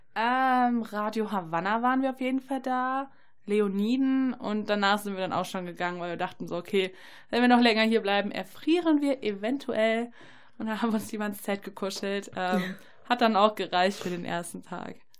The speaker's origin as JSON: {"language": "German", "area": "near Paderborn", "region": "North Rhine-Westphalia", "country": "Germany", "said": "Ich komme aus der Nähe von Paderborn"}